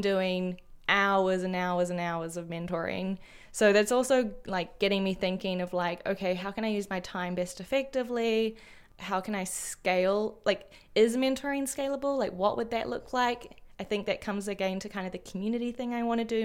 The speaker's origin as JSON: {"language": "English", "country": "New Zealand", "moved": "yes", "said": "as a New Zealander overseas"}